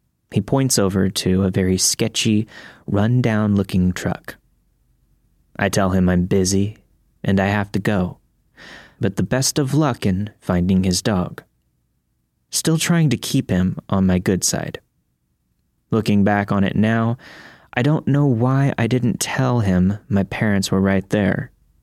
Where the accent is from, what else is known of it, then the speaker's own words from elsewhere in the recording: Florida, United States; I grew up in Florida, so I wasn't used to seeing piles of autumn leaves.